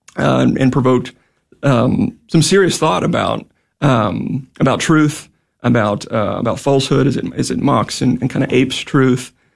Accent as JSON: {"language": "English", "town": "Houston", "region": "Texas", "country": "United States", "moved": "as an adult", "said": "I'm from the Houston area, been up here for about a decade."}